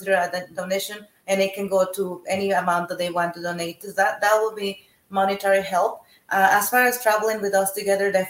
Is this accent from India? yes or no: no; Mexico; now in United States; I'm originally from Mexico